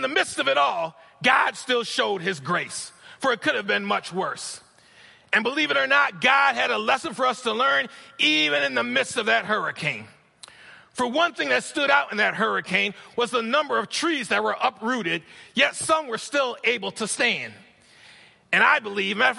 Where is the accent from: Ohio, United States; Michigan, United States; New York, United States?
New York, United States; moved away; I'm from New York